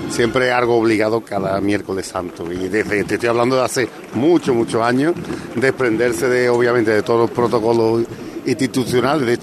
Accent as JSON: {"language": "Spanish", "town": "Mairena del Alcor", "region": "Andalusia", "country": "Spain", "said": "la banda de mi pueblo, de Mairena"}